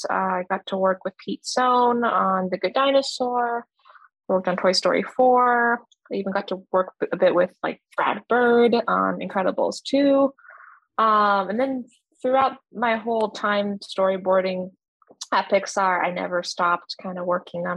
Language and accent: English; Canada; also born or lived in Chongqing, China; I immigrated with my parents to Canada when I was 2 years old.